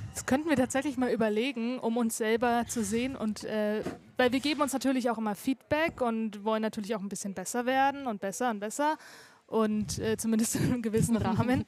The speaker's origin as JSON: {"language": "German", "town": "Erlangen", "region": "Bavaria", "country": "Germany", "tie": "born or raised there", "said": "Also ich komme aus R-Lang. Ich bin hier geboren und immer hier gewesen."}